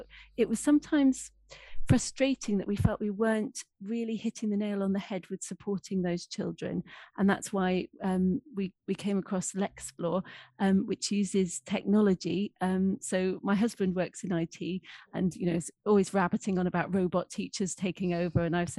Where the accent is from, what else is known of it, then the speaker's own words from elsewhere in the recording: Scotland, United Kingdom; accent: English; now in Hampshire, United Kingdom; grew up, despite the English accent, I am English, but grew up in Scotland.